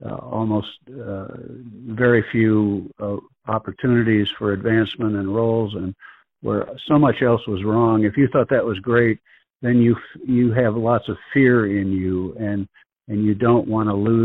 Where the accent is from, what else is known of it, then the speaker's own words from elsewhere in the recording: Woodstock, Illinois, United States; moved away; also born or lived in Kansas City; my hometown of Woodstock, Illinois